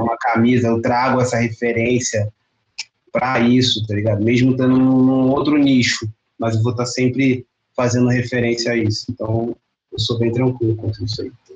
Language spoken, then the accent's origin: Portuguese; Duque de Caxias, Rio de Janeiro, Brazil; Sou da Baixada Fluminense, cria de Caxias